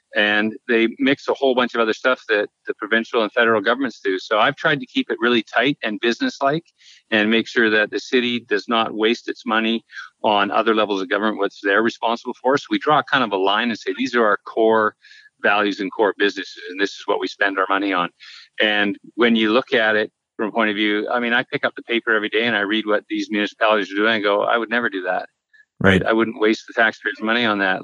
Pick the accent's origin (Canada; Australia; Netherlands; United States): Canada; Langford, British Columbia; I was born and raised in Langford.